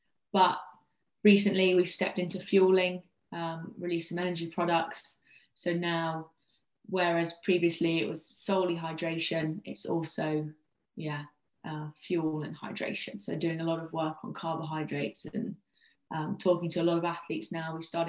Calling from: East Midlands, United Kingdom; I'm talking to you from Leicestershire in the UK. So quite a long way from you guys today.

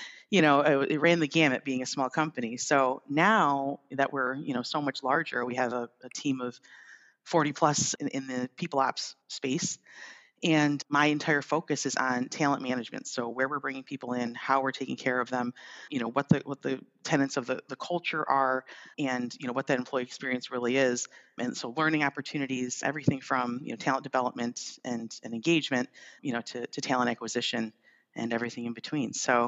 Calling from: Birmingham, Michigan, United States; I'm in Birmingham, Michigan, actually. So that's where OneStream's headquarters is. That's where I'm calling in from today.

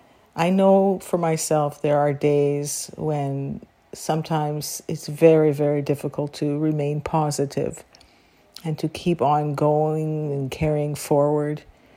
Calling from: Guelph, Ontario, Canada; I'm calling from Guelph, Ontario, Canada.

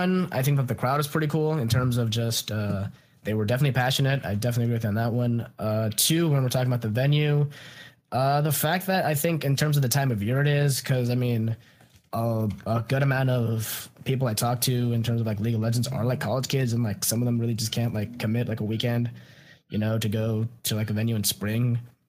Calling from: Washington, District of Columbia, United States; I am calling from the East Coast here in Washington D.C.

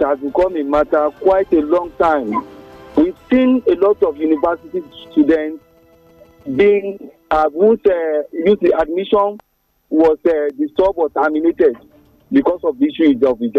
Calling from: Abeokuta, Ogun State, Nigeria; I'm calling from Abeokuta.

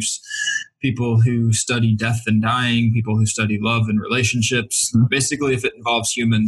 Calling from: Michigan, United States; I am calling in from Oakland University, which is about 35 miles northwest of Detroit.

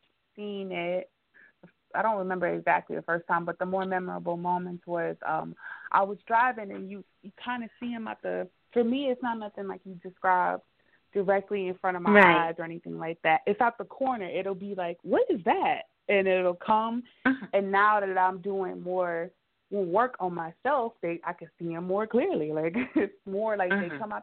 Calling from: Cleveland, Ohio, United States; I'm calling from Cleveland

